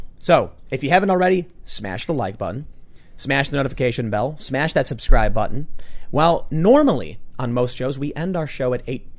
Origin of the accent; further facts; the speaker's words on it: Chicago, Illinois, United States; And I'm from Chicago.